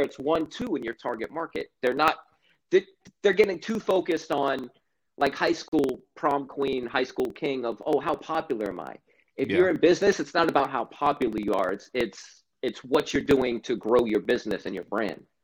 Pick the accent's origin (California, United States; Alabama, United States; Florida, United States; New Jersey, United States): Florida, United States; Stuart; I grew up in Stuart, Florida